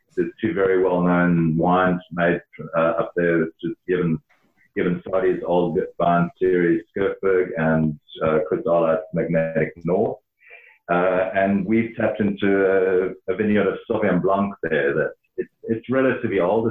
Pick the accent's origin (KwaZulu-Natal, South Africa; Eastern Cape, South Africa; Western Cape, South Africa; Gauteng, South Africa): Gauteng, South Africa; Johannesburg; moved away as an adult; also born or lived in Stellenbosch; I grew up in Johannesburg